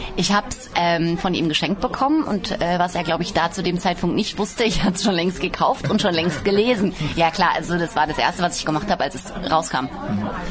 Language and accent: German; Baden-Baden, Baden-Württemberg, Germany; Ich komme aus Badebade.